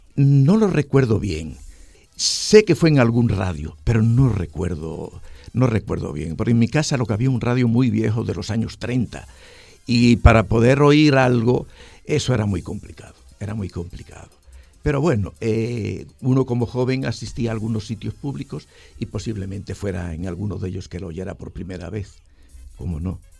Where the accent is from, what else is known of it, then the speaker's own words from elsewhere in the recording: Spain; moved away as an adult; also born or lived in Dominican Republic; now in Santiago, Dominican Republic; nos fuimos de España para toda América